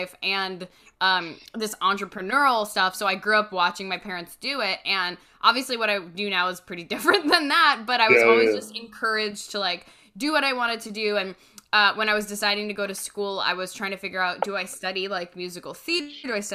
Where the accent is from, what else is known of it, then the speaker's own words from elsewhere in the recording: Westchester, New York, United States; also born or lived in Rhode Island; I grew up right outside of the city, just north in Westchester, and I went to high school and college in the city